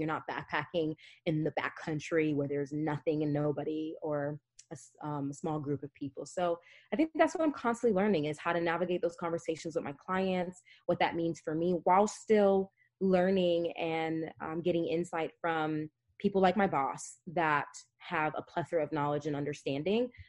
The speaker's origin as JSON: {"language": "English", "region": "New Jersey", "country": "United States", "tie": "born or raised there", "also_born_or_lived": "Hackensack, New Jersey / Upstate New York / Las Vegas, Nevada", "moved": "yes", "said": "I was born and raised in Jersey. I lived in Essex County. I was born in North Jersey, lived in the Oranges"}